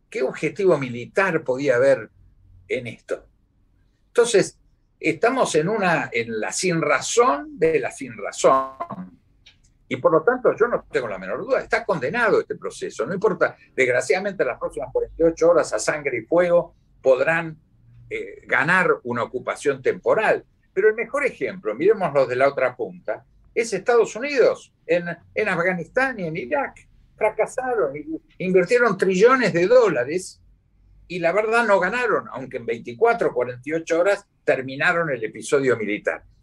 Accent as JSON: {"language": "Spanish", "country": "Argentina", "said": "mis dos mandatos como embajador argentino en Washington"}